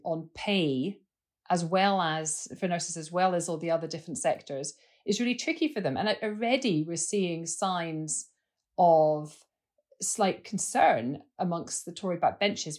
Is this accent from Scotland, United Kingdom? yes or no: yes; Scotland, United Kingdom; I'm a Scot